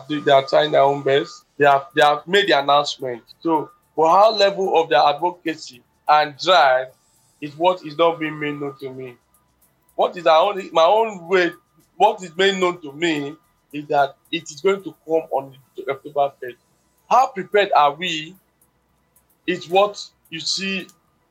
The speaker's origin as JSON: {"language": "English", "country": "Nigeria", "said": "we too, as Nigerians"}